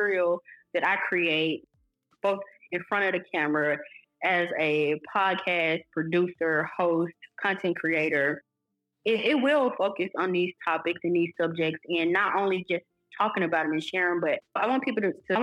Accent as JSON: {"language": "English", "town": "Ruleville", "region": "Mississippi", "country": "United States", "tie": "born or raised there", "said": "growing up in Ruleville, Mississippi"}